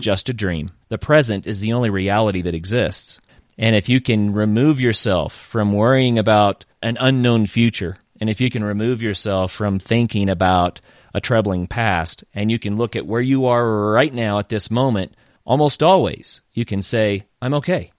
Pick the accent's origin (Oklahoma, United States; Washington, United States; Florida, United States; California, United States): Oklahoma, United States; I am originally from Oklahoma